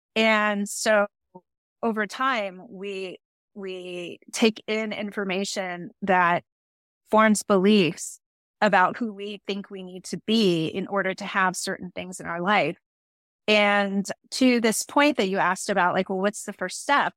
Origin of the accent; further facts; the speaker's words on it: San Francisco, California, United States; I was born and raised in the city of San Francisco